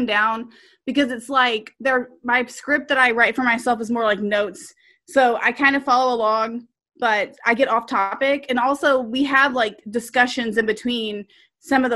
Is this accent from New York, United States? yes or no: no; Texas, United States; accent: serious Texas